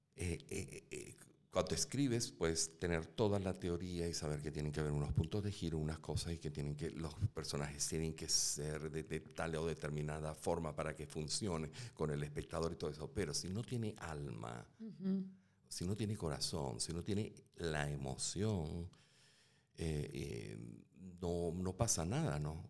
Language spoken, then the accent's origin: Spanish; Caracas, Capital District, Venezuela; yo nazco en Caracas.